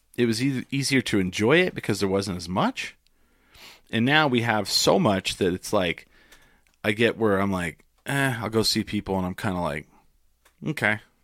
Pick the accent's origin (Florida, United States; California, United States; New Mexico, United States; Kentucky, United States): New Mexico, United States; Clovis; also born or lived in Grady, New Mexico; I grew up in Clovis, but, like, w, we moved